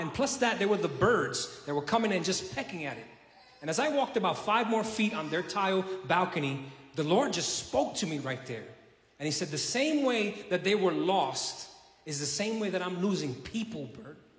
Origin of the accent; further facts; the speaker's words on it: New York City, New York, United States; also born or lived in South Carolina; now in Puerto Rico; I was originally from, uh, born and raised in Brooklyn, New York City